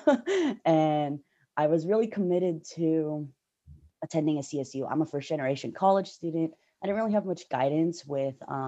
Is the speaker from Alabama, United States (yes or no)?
no; the Bay Area, California, United States; I'm from the Bay Area.